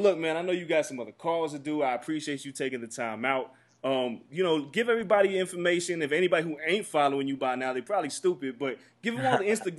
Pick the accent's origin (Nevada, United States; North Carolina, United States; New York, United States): Nevada, United States; Las Vegas; I grew up in Vegas in the Mike Tyson era